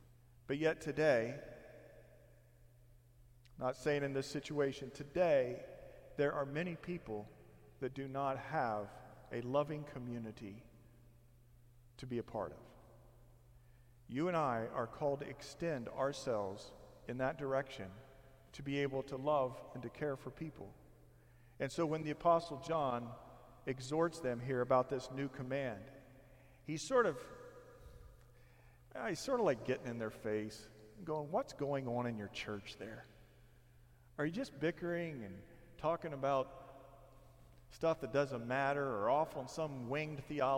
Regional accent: Indiana, United States; now in Temecula, United States; some of you know that my wife and I, we come from Indiana. 7 years ago, we packed up the moving van and our vehicles, and we drove here.

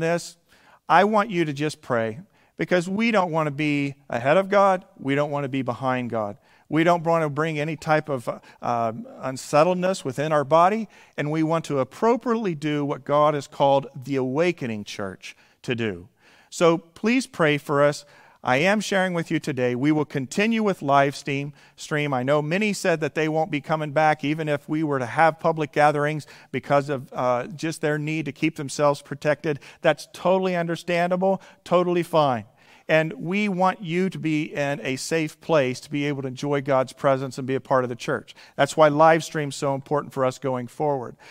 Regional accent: Indiana, United States; moved away; my home state that I come from originally is Indiana

